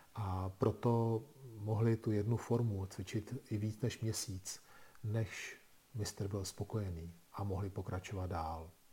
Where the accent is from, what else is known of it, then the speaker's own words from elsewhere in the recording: Czechia; u nás v Čechách